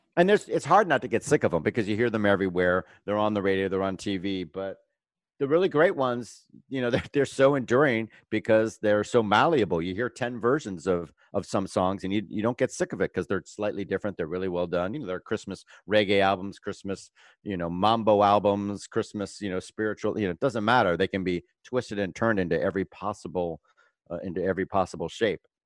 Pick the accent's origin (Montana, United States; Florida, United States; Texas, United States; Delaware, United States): Florida, United States; Fort Lauderdale; also born or lived in Bermuda / Pompano Beach, Florida; I was born in Bermuda and I grew up in Pompano and Fort Lauderdale, Florida